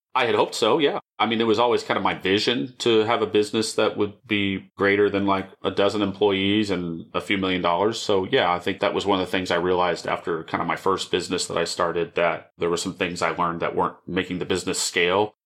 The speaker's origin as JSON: {"language": "English", "town": "Dallas", "region": "Texas", "country": "United States", "tie": "born or raised there", "said": "I grew up in a suburb of Dallas, Richardson Plano area. I wasn't born here, but my family landed here in the late seventies"}